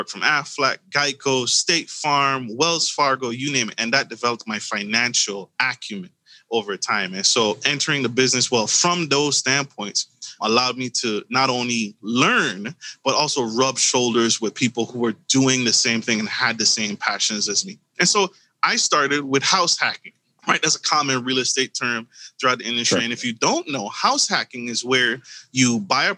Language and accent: English; U.S. Virgin Islands; moved away as an adult; now in United States; I was born in the Caribbean, U.S. Virgin Islands, and I made my way to the United States via the military.